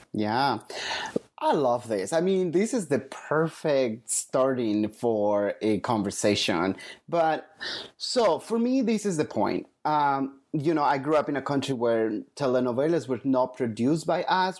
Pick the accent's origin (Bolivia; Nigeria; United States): Bolivia; moved away; I grew up in Latin America, in Bolivia